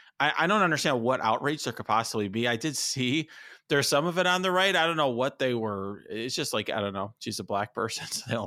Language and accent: English; Chicago, Illinois, United States; Obviously I grew up in Chicago.